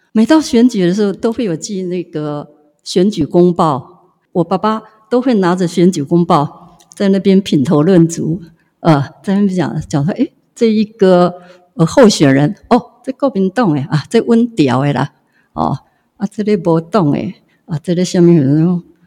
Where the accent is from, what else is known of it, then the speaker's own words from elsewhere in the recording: Hualien County, Taiwan; 我们花莲这些，呃，有志同道合的人士